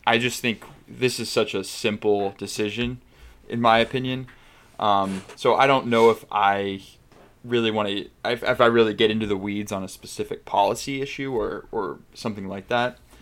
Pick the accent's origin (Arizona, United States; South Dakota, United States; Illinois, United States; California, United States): Arizona, United States; I grew up in Arizona